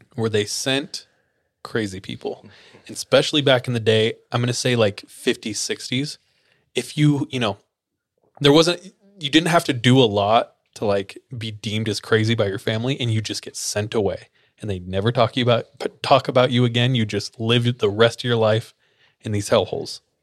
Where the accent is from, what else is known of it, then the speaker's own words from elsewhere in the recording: Fresno, California, United States; I grew up in Fresno